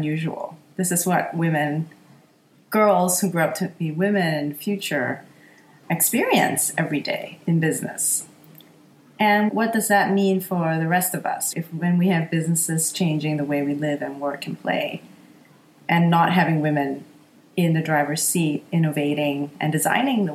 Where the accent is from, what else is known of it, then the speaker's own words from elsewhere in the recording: Singapore; moved away; also born or lived in United States; I'm from Singapore